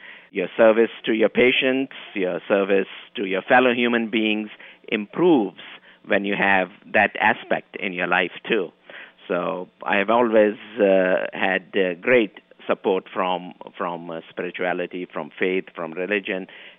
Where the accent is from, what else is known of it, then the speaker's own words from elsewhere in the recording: Kenya; moved away as an adult; also born or lived in Pakistan; now in New York, United States; I was born in Kenya, East Africa. The family moved from Pakistan to Africa about 200 years ago. So we were born and brought up there.